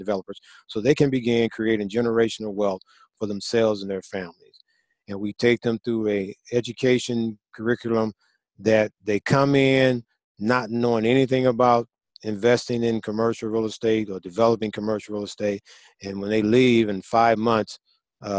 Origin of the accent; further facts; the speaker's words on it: St. Louis, Missouri, United States; when I grew up in St. Louis, Missouri